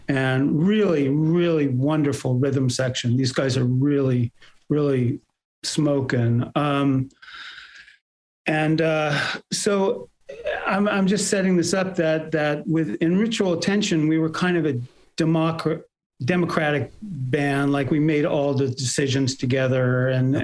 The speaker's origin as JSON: {"language": "English", "area": "Bay Area", "region": "California", "country": "United States", "tie": "born or raised there", "also_born_or_lived": "New York", "said": "I was born in New York and we moved to uh, the Bay Area when I was five or uh, almost five"}